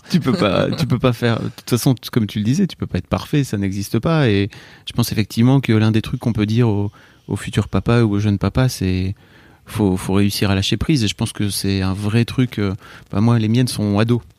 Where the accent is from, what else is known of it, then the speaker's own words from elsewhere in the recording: the North, Hauts-de-France, France; on vient du Nord